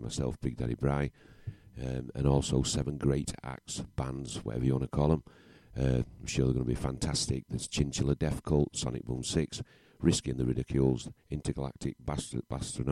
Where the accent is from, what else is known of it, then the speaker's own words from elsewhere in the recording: Yorkshire and the Humber, United Kingdom; I'm thick from Yorkshire